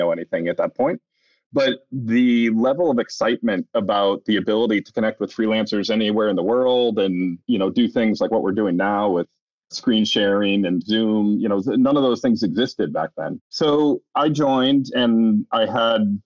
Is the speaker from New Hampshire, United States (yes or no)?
yes; New Hampshire, United States; moved away as an adult; also born or lived in Boston; I grew up in New Hampshire, part of a nerdy engineering family